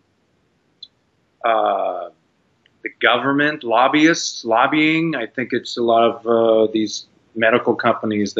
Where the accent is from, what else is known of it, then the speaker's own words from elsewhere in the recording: Canada; moved away as an adult; now in United States; I grew up in Canada